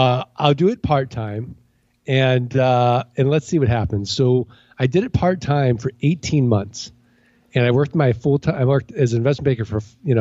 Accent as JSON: {"language": "English", "town": "St. Louis", "region": "Missouri", "country": "United States"}